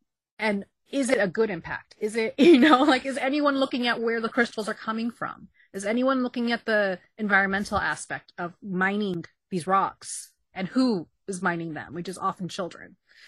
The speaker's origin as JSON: {"language": "English", "town": "Queens", "region": "New York", "country": "United States", "said": "It's like, oh, it's a mystic from South Asia. Oh, yes. And it's like, no, I'm from Queens."}